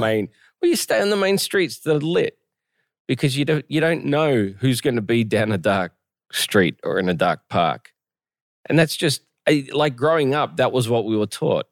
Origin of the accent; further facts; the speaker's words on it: Australia; moved away; even as an Australian